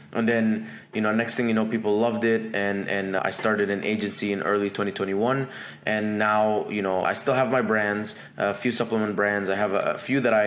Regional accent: Dubai, United Arab Emirates; moved away as an adult; also born or lived in Egypt; now in United States; I was born in Egypt, raised in Dubai, came to America in 2011 to become a chemical engineer

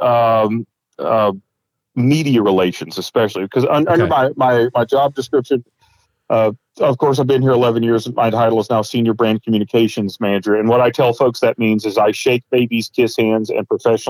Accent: Arkansas, United States; moved away as an adult; also born or lived in Gillette, Wyoming; now in Iowa, United States; I'm originally from Arkansas. So be warned, I will say weird things like y'all from time to time. So the Arkansas will come out.

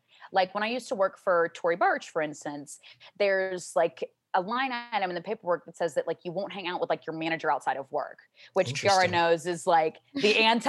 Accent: the South, United States; I grew up in the South and I grew up in a Catholic home and I went to Catholic school

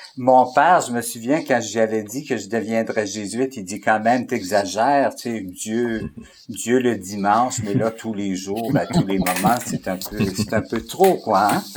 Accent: Alberta, Canada; moved away as an adult; also born or lived in Saint-Boniface, Manitoba / Montreal, Quebec; now in Quebec, Canada; je suis originaire de l'Alberta aussi. Alors, je suis un francophone qui vient de l'Alberta, mais ça fait 30 ans que je suis au Québec

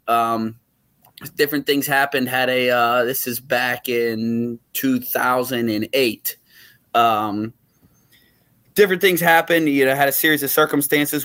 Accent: Uniontown, Pennsylvania, United States; moved away; I, I grew up in Uniontown, Pennsylvania, uh, which is a small town about an hour south of Pittsburgh.

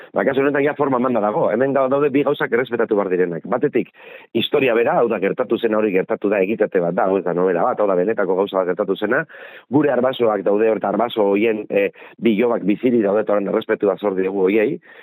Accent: Bergara, Basque Country, Spain; bergararra naiz baina nire familia ardia Donostiarra

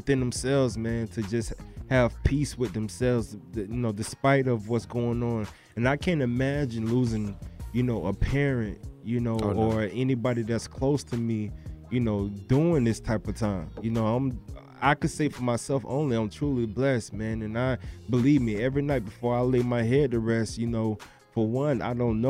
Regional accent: Broward County, Florida, United States; I'm from Broward

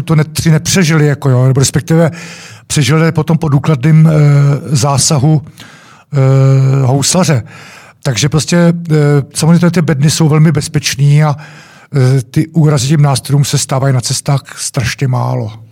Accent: Czechia; jsme Češi

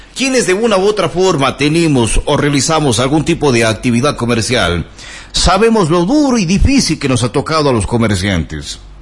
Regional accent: Ecuador; Las fuentes necesarias no las tenemos los ecuatorianos.

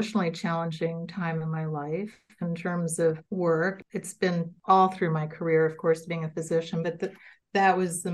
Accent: New York City, New York, United States; moved away as an adult; also born or lived in Vermont; now in Wausau, United States; I grew up in Manhattan, and I took the subway everywhere

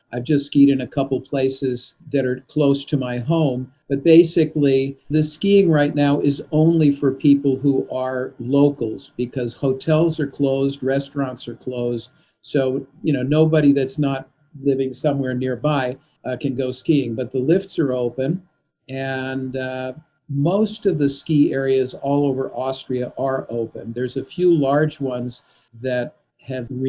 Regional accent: Los Angeles, California, United States; moved away; also born or lived in Gothenburg, Sweden; I grew up in Los Angeles in California

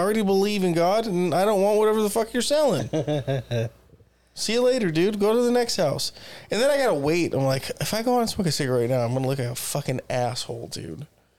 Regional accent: Japan; first language Japanese Sign Language; English is a second language; So, dude, I was raised in Japan, deaf. So, Japanese sign language.

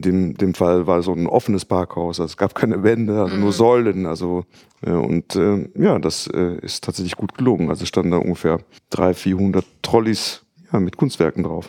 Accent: Netherlands; now in Düsseldorf, Germany; ich bin in Holland aufgewachsen

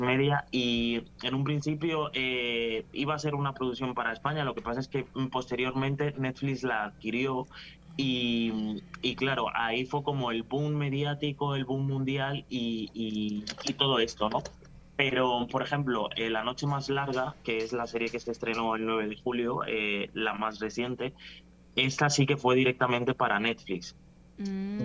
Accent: Las Palmas de Herrera, Distrito Nacional, Dominican Republic; now in Spain; Yo soy de La Palma de Herrera

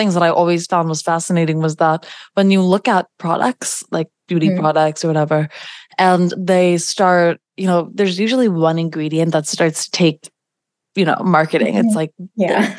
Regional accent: New York, United States; I'm a New Yorker.

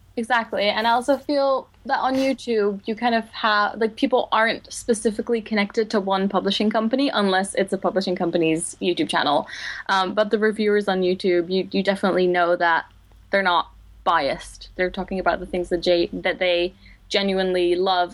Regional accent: Netherlands; English is a second language; moved away as an adult; now in London, United Kingdom; I am originally from the Netherlands. I moved to London two years ago after I graduated from, uh, Leiden

